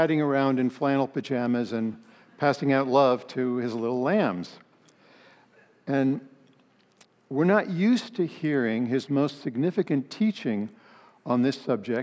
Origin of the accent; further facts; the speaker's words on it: Palo Alto, California, United States; I grew up in Palo Alto, became a Christian my senior year in high school